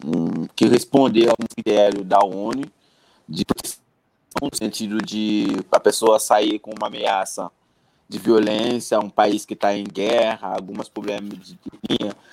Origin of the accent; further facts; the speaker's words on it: Haiti; Portuguese is a second language; moved away as an adult; now in Brazil; eu sou haitiano, Bob. Eu cheguei no Brasil em 2010.